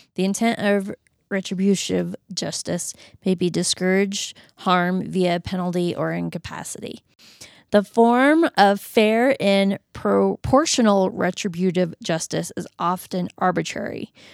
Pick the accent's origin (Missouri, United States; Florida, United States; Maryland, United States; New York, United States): Florida, United States; moved away; I'm originally from Florida